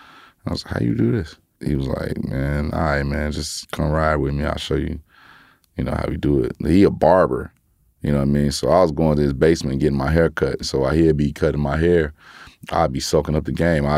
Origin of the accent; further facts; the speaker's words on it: Gary, Indiana, United States; I'm from Gary